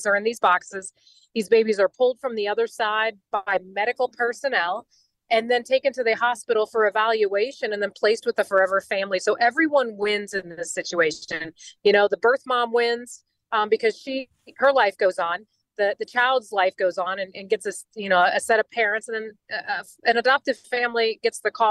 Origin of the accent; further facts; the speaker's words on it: Indiana, United States; I'm from Indiana. My husband is the mayor of our city